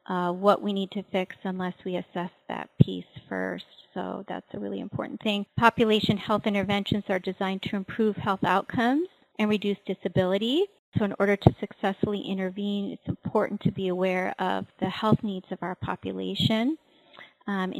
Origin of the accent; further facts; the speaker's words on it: Kauai, Hawaii, United States; I'm from Hawaii. I'm from the island of Kauai, which is the northernmost island in the island chain